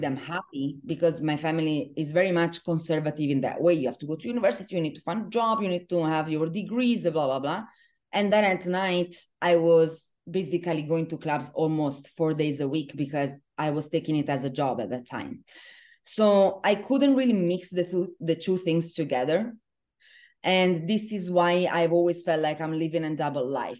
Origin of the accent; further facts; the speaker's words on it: Venice, Veneto, Italy; moved away as an adult; now in Dubai, United Arab Emirates; I am originally from Venice, Italy